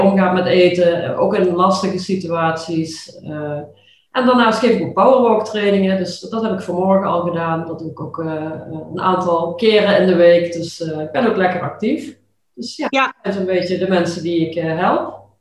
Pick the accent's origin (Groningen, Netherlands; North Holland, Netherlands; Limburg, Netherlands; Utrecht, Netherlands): Limburg, Netherlands; accent: Limburgish; ik heb altijd ja, best wel moeite gehad, ook toch wel met mijn Limburgse accent